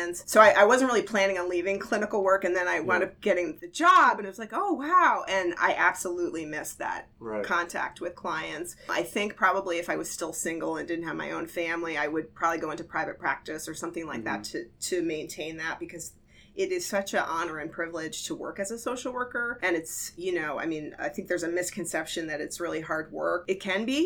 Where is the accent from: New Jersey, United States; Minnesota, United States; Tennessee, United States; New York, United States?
New Jersey, United States; also born or lived in Florida / Oakland, California; now in Santa Cruz County, United States; I'm actually from New Jersey